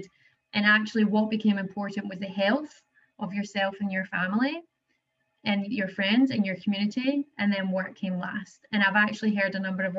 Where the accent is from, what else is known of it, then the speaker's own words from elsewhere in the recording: Paisley, Scotland, United Kingdom; moved away as an adult; now in Australia; I was originally from Paisley in Scotland, but I've been here in Australia for 10 years